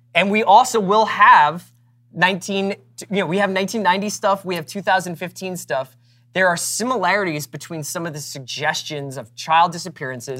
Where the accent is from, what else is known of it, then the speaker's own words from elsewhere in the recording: Philadelphia, Pennsylvania, United States; I grew up in Philadelphia